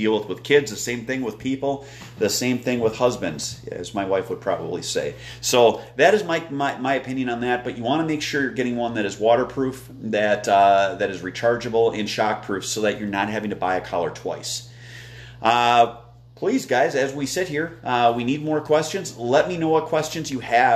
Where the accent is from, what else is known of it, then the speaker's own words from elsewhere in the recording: Wisconsin, United States; moved away; I'm from Wisconsin